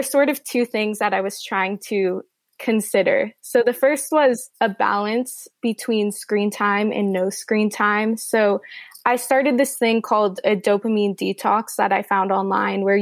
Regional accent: Los Angeles, California, United States; I'm from Los Angeles.

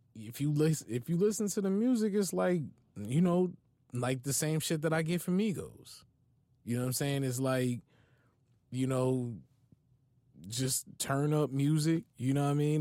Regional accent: East Orange, New Jersey, United States; I'm from East Orange.

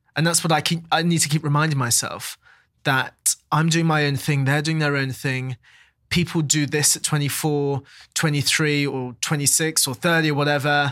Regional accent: London, United Kingdom; I was born there, I've always lived there

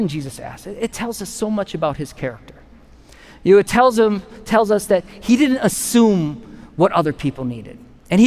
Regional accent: Wisconsin, United States; we're from Wisconsin

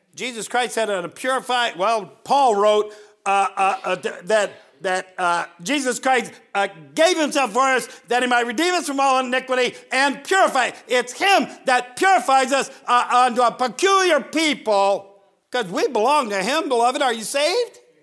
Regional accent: Northern Ohio, United States; I grew up in Northern Ohio

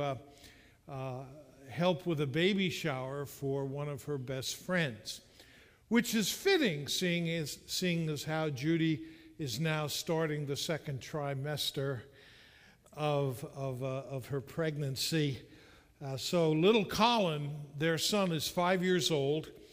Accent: Catskill, New York, United States; moved away as an adult; also born or lived in Cocoa Beach, Florida; when I was growing up in Catskill New York

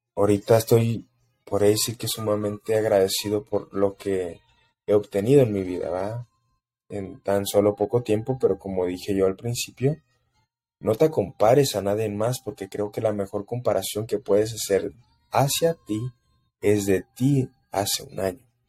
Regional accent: El Paso, Texas, United States; yo crecí en El Paso, Texas

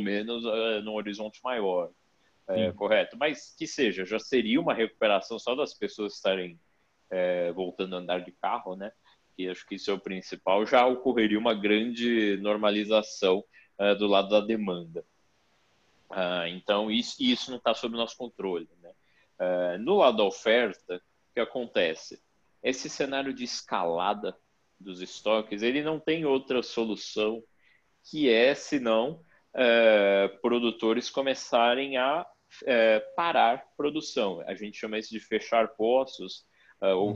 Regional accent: Brazil; a nossa vida aqui como brasileiro, como brasileiros

